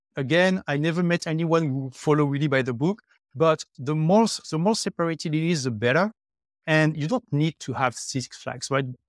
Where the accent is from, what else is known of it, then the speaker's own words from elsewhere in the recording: France; first language French; English is a second language; moved away as an adult; also born or lived in London; now in Dubai, United Arab Emirates; I left my home country, which is France, uh, eight years ago. Uh, I lived three years in London, and now I have been in Dubai for five years.